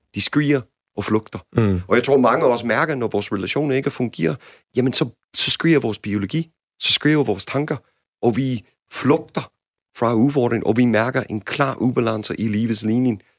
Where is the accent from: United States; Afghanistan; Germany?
United States; Danish is a second language; now in Denmark; som jeg har lært som amerikaner